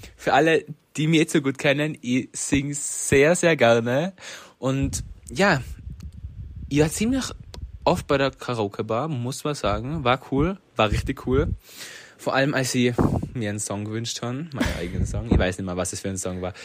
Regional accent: Reutte, Tyrol, Austria; Ich komme aus Reute.

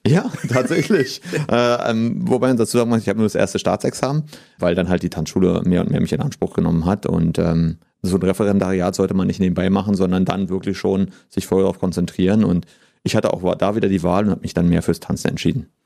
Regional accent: Potsdam, Brandenburg, Germany; gebürtiger Potsdamer, hatte früher auch mal vor, dann wegzugehen und habe mich aber trotzdem immer wieder für Potsdam entschieden

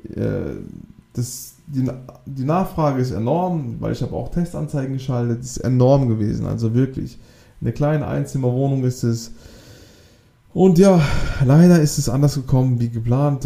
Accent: Baden-Württemberg, Germany; Wir kommen ja auch aus dem Südbaden, also ganz Südwesten Deutschlands

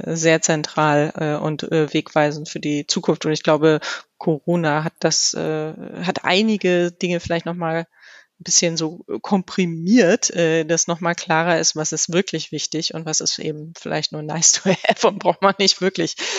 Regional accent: Germany; so sind wir Deutsche

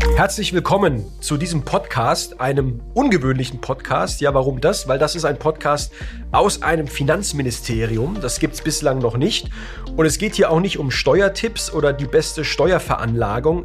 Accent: Heidelberg, Baden-Württemberg, Germany; in Heidelberg, in meiner Heimatstadt

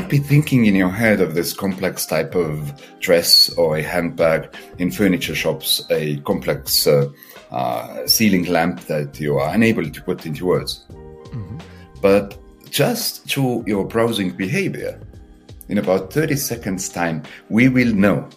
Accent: Estonia; I come from Estonia

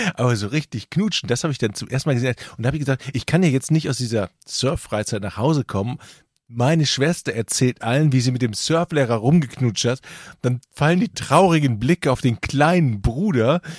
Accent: Düsseldorf, North Rhine-Westphalia, Germany; als Düsseldorfer

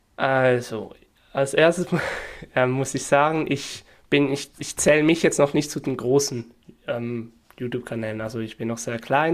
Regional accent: Northwestern Switzerland, Switzerland; accent: Swiss German; Ich komme aus der Nordwestschweiz

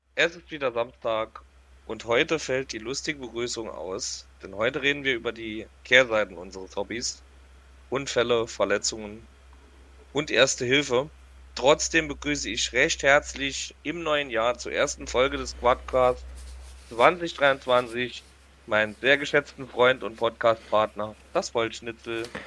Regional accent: Saarland, Germany; Bei uns im Saarland

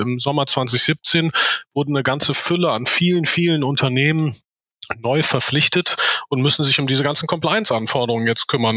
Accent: Cologne, North Rhine-Westphalia, Germany; komme hier aus Köln, wo auch die Firma sitzt

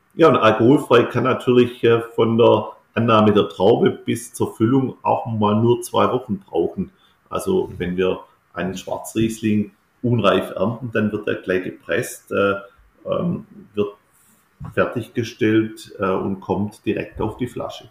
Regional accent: Baden-Württemberg, Germany; bei uns in Württemberg

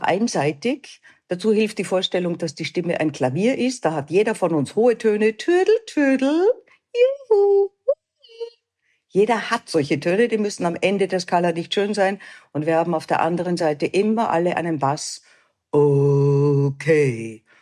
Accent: Austria; bei uns in Österreich

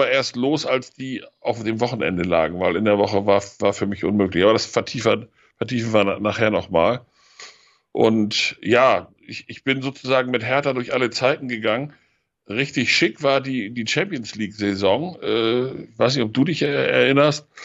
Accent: Rotenburg an der Wümme, Lower Saxony, Germany; Ich bin 1959 in Rothenburg an der Wümme geboren. Das liegt zwischen Hamburg und Bremen.

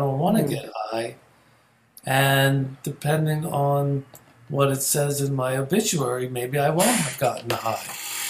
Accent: Philadelphia, Pennsylvania, United States; moved away; also born or lived in New York; So growing up in Logan was really fascinating. My saving grace was we had the same house for 20 years. The first 20 years of my life, I was in the same house.

